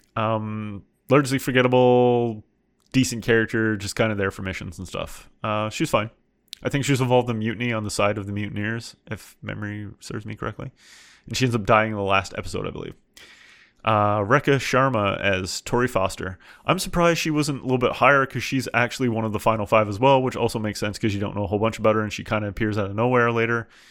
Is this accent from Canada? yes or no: yes; Canada; I'm from Canada and I've heard this accent so many times